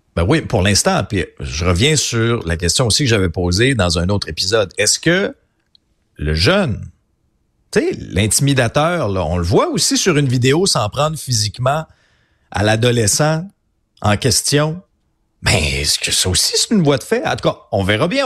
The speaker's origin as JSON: {"language": "French", "area": "Abitibi", "region": "Quebec", "country": "Canada", "said": "je viens d'une région, là, je viens d'Abitibi, une région où il y a beaucoup de chasseurs"}